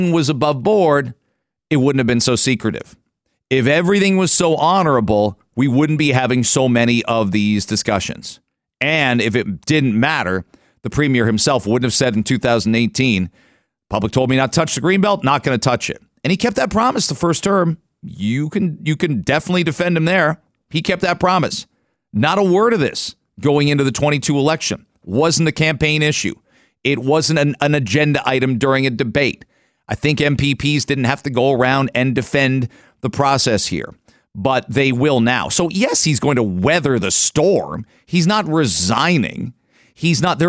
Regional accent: London, Ontario, Canada; moved away as an adult; now in Toronto, Canada; the city of London, my hometown? I lived in London, went to school there, and spent 7 years of post-secondary there at Western and Fanshawe

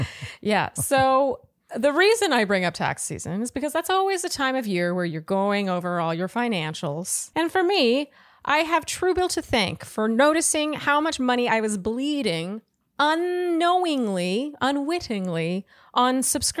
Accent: Montreal, Quebec, Canada; now in San Francisco, United States; I'm a 31-year-old single female living in San Francisco, but I'm from Montreal, Canada.

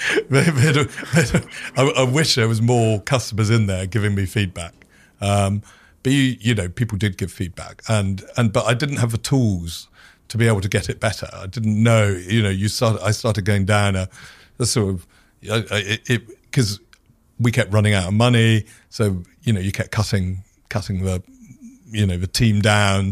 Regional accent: United Kingdom; being a Brit

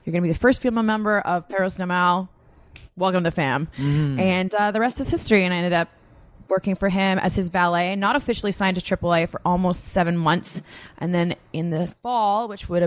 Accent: Canada; moved away; I come from Canada

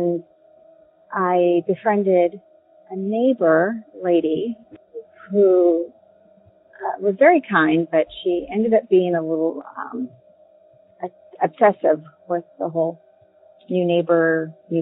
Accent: Southern California, United States; I come from Southern California, born and raised

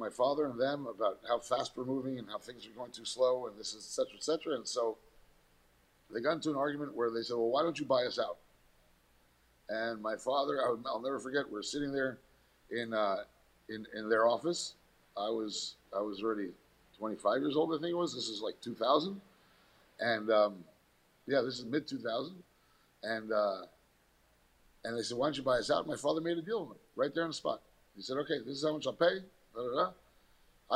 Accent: New York City, New York, United States; moved away as an adult; now in Miami, United States; I was born in New York. And as a New Yorker, you're taught that New York City is the center of the universe

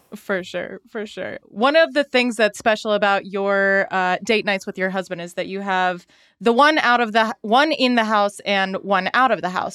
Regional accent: Salt Lake City, Utah, United States; I'm from Salt Lake City

